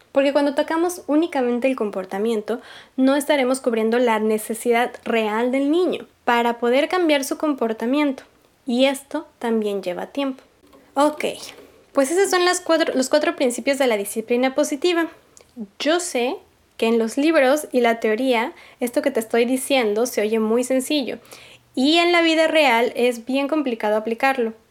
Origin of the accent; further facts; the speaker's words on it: Mexico; yo crecí en México en los 90